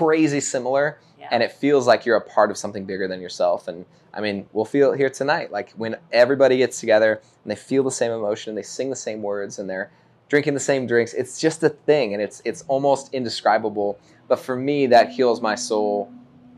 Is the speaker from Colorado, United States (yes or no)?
yes; Denver, Colorado, United States; moved away as an adult; I'm from Denver